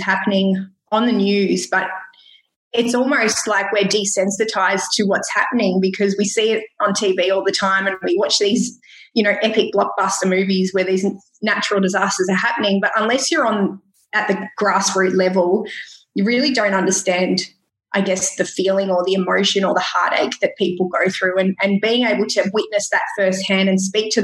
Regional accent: Gippsland, Victoria, Australia; we grew up in Gippsland.

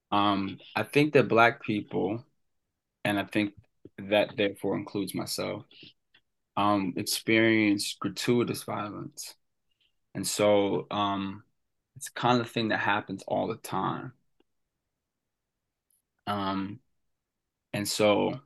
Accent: Cecil County, Maryland, United States; Growing up in Cecil County

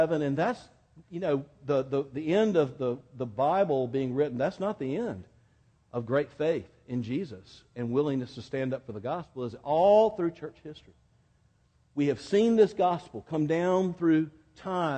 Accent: Quincy, Florida, United States; accent: more from Georgia than Miami; moved away; I grew up in Quincy, Florida, near Tallahassee

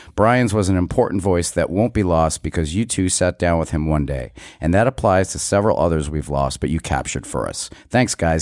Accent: Western Massachusetts, United States; when I was a kid, uh, growing up in Western Mass

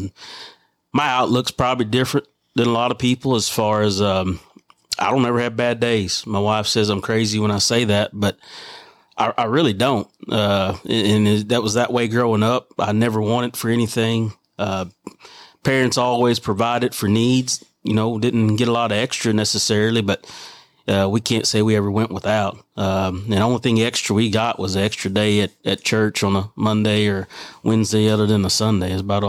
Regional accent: Texas, United States; Hot. Very, very hot and humid down there.

